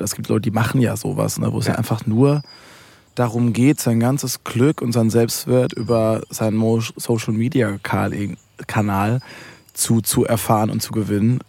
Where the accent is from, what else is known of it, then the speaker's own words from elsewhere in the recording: Waldbronn, near Karlsruhe, Baden-Württemberg, Germany; ich komme aus Karl, also Karlsruhe ist die größere Stadt, kommt Ettlingen, kommt Waldbronn